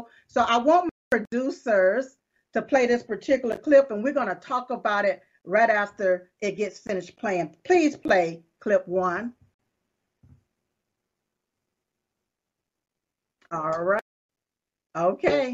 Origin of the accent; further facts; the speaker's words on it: United States; I was born right here in America